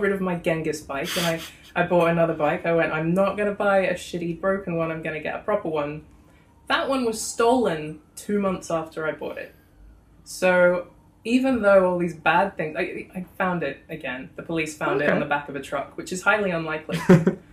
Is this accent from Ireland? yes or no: no; Australia; now in London, United Kingdom; I come from Australia.